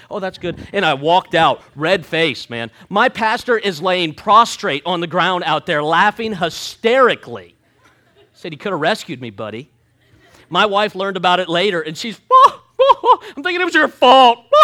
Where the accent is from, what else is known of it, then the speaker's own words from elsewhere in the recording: Jersey Shore, Pennsylvania, United States; moved away; I'm from Pennsylvania, Jersey Shore, Pennsylvania. So we grew up forty-five minutes away from Knobel's Grove